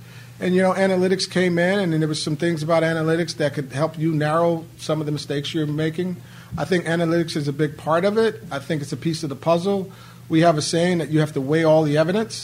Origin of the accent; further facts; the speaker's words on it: Northeast, United States; I'm from the Northeast